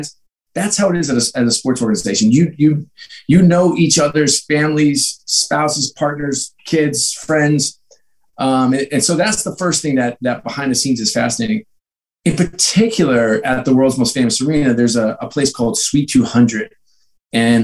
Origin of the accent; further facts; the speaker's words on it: New York, United States; I grew up in New York